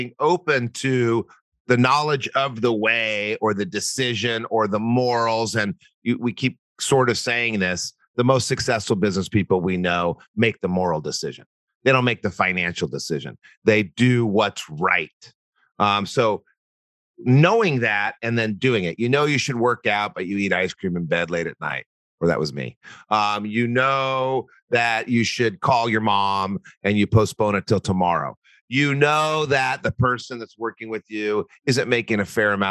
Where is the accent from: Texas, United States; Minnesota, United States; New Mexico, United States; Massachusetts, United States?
New Mexico, United States; Albuquerque; I'm from Albuquerque